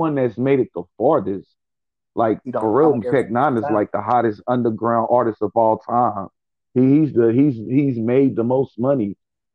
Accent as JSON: {"language": "English", "town": "Kansas City", "region": "Missouri", "country": "United States", "tie": "born or raised there", "moved": "as an adult", "lives_now": "Philadelphia, United States", "said": "I'm gonna be honest about my town. I love my hometown."}